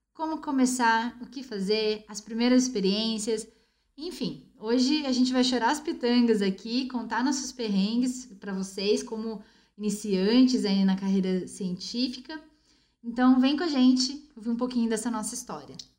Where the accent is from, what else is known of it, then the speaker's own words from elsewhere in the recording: Bauru, São Paulo, Brazil; moved away as an adult; also born or lived in São Vicente, São Paulo; eu sou do interior, eu vim de Bauru.